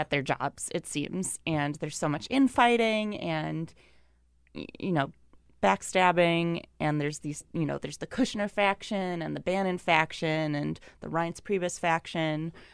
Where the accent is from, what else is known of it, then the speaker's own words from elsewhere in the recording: Wisconsin, United States; moved away; I'm from Wisconsin